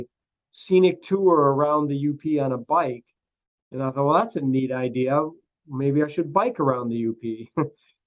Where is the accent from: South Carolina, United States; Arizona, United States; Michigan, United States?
Michigan, United States; Manistique; now in Bloomfield Hills, United States; I grew up in Manistique up in the Upper Peninsula in the Banana Belt on the south side of the UP